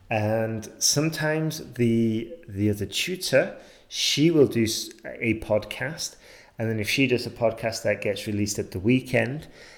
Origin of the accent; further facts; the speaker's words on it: England, United Kingdom; moved away; I'm from England, but I haven't lived there for a long time, so that's why you might be getting confused with my accent.